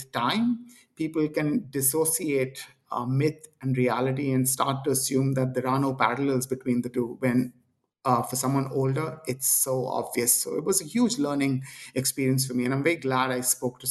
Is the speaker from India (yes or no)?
yes; India; I am Indian